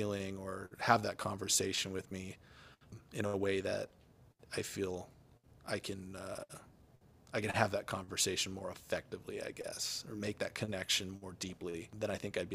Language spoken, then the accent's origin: English; Minnesota, United States; I grew up in the Midwest in Minnesota